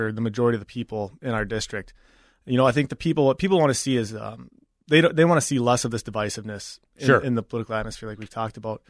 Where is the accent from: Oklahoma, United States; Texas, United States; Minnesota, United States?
Minnesota, United States; Apple Valley; also born or lived in Maine; I grew up in Apple Valley, born and raised, graduated from Apple Valley High School